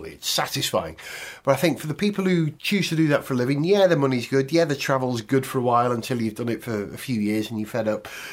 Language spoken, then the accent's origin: English; Wales, United Kingdom; Being a Welshman